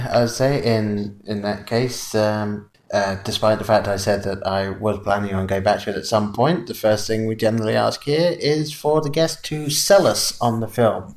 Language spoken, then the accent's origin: English; England, United Kingdom; accent: English; moved away; being from England and growing up in England